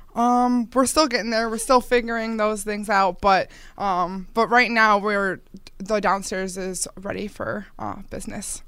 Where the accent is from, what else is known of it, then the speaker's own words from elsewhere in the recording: Eastern Hills Mall, Buffalo area, New York, United States; I grew up near the Eastern Hills Mall